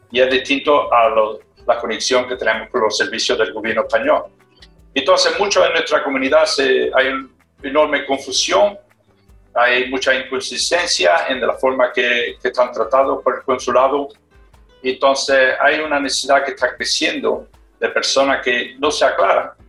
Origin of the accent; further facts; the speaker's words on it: Australia; somos eh, ciudadanos españoles, porque mantenemos la nacionalidad, tenemos todos los derechos de, de España, pero no hemos criado en Australia. Entonces, inglés para nosotros no es la primera lengua, porque la primera